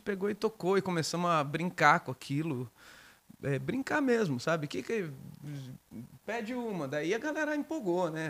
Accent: Descalvado, São Paulo, Brazil; also born or lived in Bauru; nasci em Bauru e fui criado em Descalvado.

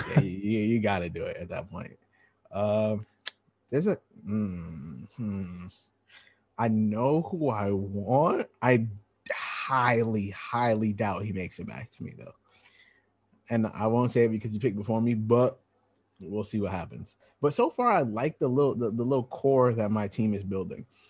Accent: New York, United States; I'm from New York

